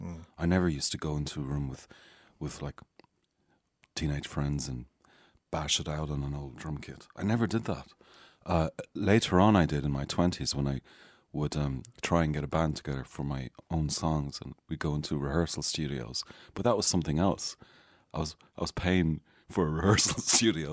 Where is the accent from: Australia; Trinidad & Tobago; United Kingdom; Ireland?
Ireland; Galway, Connacht; also born or lived in Malta; now in North Strand, Dublin, Ireland; where I grew up, uh, mostly Galway?